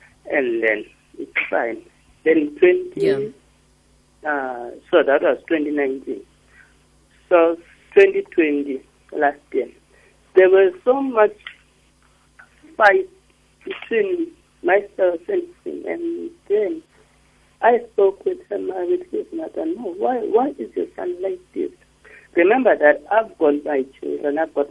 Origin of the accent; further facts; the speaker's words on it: King William's Town, Eastern Cape, South Africa; moved away; I'm from King Williamstown